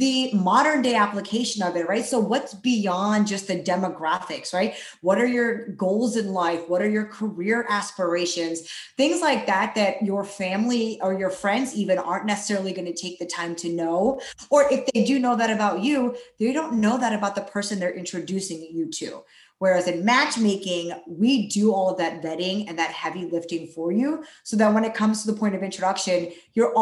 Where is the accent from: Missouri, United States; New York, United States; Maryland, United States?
Maryland, United States; East Coast, Philadelphia area; moved away as an adult; also born or lived in Chicago, Illinois; now in Dallas, United States; I'm currently based out of Dallas, Texas, but I grew up on the East Coast in Maryland, Philadelphia area